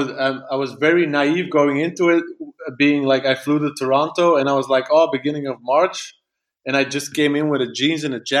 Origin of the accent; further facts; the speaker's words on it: Belgium; I'm from Belgium, such a small country.